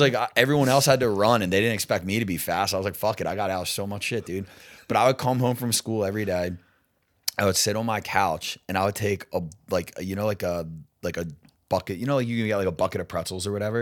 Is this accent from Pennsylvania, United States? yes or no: yes; Delaware County, Pennsylvania, United States; moved away as an adult; now in Los Angeles, United States; I grew up in Delco, Delaware